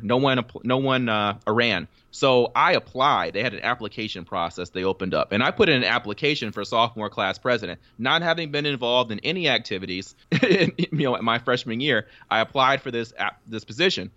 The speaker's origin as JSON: {"language": "English", "town": "Charlotte", "region": "North Carolina", "country": "United States", "tie": "born or raised there", "moved": "as an adult", "said": "I'm from Charlotte, North Carolina. Was born and grew up there. Lived the first 18 years of my life there"}